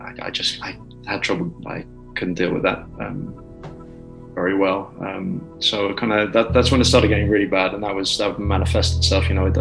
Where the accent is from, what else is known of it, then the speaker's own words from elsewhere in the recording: Brussels, Belgium; also born or lived in United Kingdom; now in Delft, Netherlands; No, I'm British. But, yeah, I mean, I guess, you know, Barry, my friend Barry, his background, you know, grew up in Brussels, same thing. So I was born in the UK, moved over to Brussels when I was five.